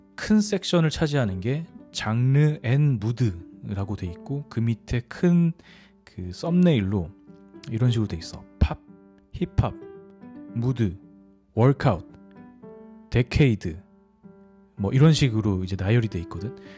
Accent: South Korea; 나는 한국 사람이고

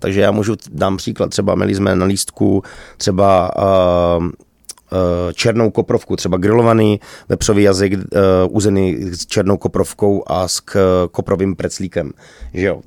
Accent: Czechia; my jsme Češi

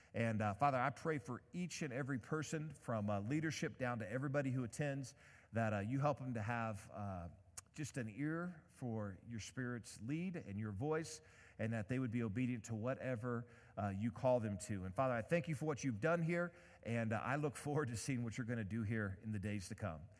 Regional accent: Indiana, United States; I'm from Indiana

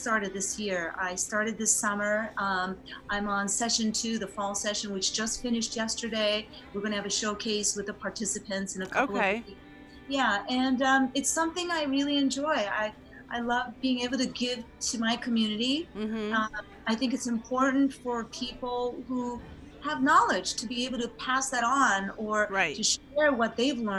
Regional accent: United States; also born or lived in Japan; I lived there in my youth, like between ages 3 and 7

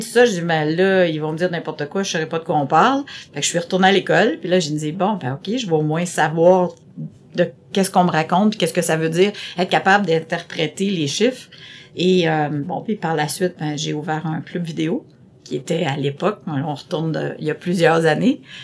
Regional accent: Terrebonne, Quebec, Canada; first language French; also born or lived in Montreal; je dis jamais que je suis venue de Montréal, que je viens de Montréal, mais je viens plutôt de Terrebonne parce que j'ai commencé euh, à la toute petite école, euh, au, primaire à Terrebonne

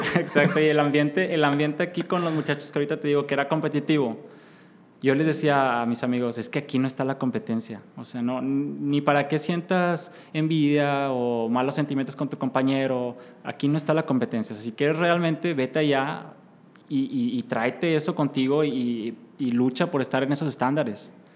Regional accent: Mexico; iba muy orgulloso de ser mexicano y de ser latinoamericano

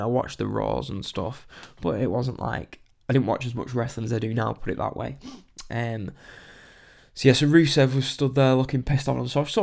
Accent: England, United Kingdom; being typical English people

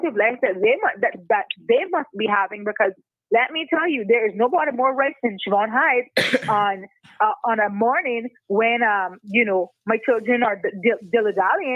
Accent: West Bay, Cayman Islands; I was commuting from West Bay to Georgetown to George Hicks and John Gray

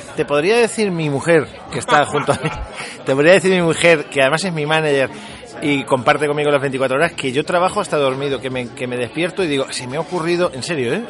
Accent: Albacete, Castilla-La Mancha, Spain; now in Madrid, Spain; yo soy de Albacete

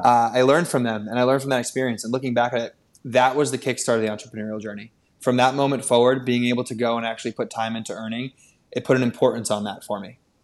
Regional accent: Wilton, Connecticut, United States; I grew up in Wilton, Connecticut.

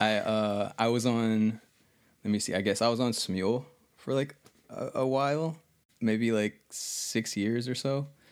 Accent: United States; also born or lived in Texas; I'm from the United States of America

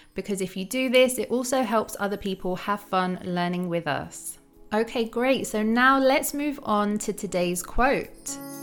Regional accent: United States; accent: American; my American accent

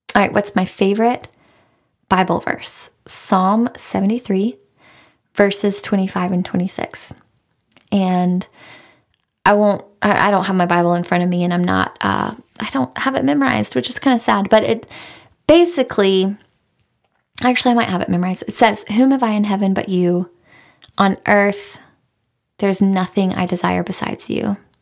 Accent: Raleigh, North Carolina, United States; I am from Raleigh. I'm a Raleigh girl. My husband is a Raleigh guy. We're both born and raised here

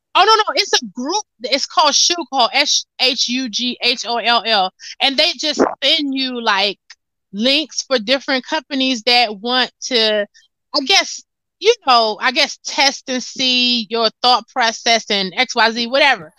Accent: United States; I'm from America

